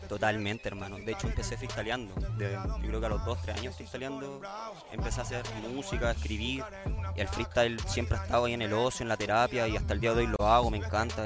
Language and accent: Spanish; Chile; como chileno